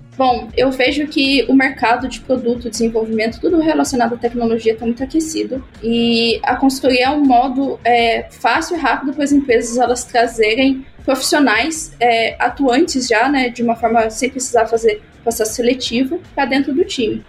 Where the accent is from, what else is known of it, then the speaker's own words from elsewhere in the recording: interior of São Paulo, Brazil; Eu sou do interior de São Paulo